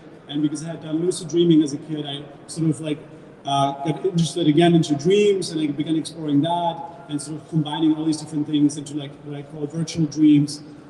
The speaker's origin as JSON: {"language": "English", "country": "Germany", "tie": "born or raised there", "second_language": "English", "moved": "as an adult", "lives_now": "United States", "said": "I was born in Germany."}